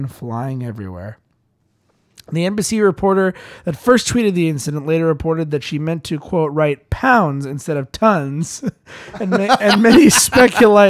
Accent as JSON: {"language": "English", "country": "United States", "said": "me being an American"}